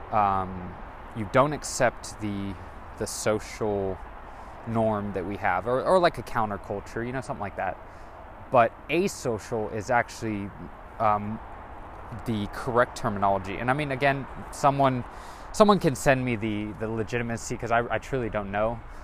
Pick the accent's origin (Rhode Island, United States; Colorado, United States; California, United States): California, United States; Monterey; moved away; I am originally from Monterey, California